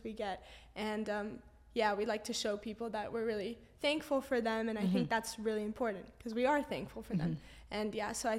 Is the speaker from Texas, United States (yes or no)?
no; Los Angeles, California, United States; now in London, United Kingdom; I grew up there